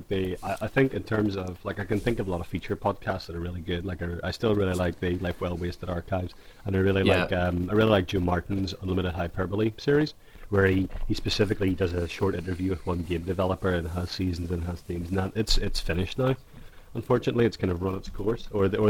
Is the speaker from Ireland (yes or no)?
yes; Ireland; accent: Irish; I forgot to de-Irish. I've done this whole podcast in my normal voice